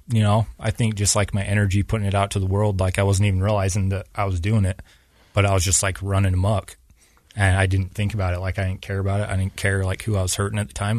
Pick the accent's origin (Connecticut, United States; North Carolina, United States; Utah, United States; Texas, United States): Utah, United States; Payson; also born or lived in Mississippi / Oregon; I was born and raised in Payson down in Utah County. And that's where I lived most of my life